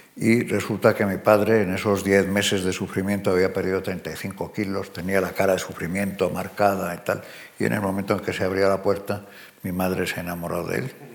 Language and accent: Spanish; Spain; moved away as an adult; also born or lived in United States; Yo eh, soy español, aunque no viva en España.